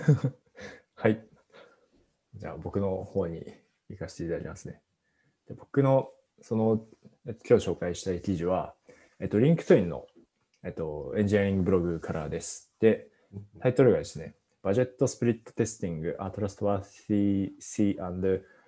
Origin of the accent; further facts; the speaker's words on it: Fukushima, Japan; now in Tokyo, Japan; 自分地元福島なんですけど、福島は結構雪が降るんですよ